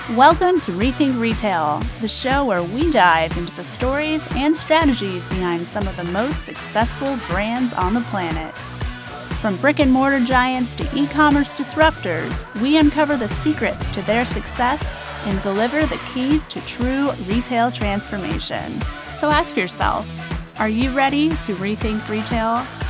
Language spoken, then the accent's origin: English; Long Island, New York, United States; both of us being Long Island guys